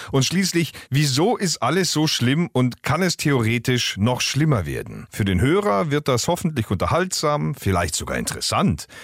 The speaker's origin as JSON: {"language": "German", "country": "Germany", "said": "bei uns in Deutschland"}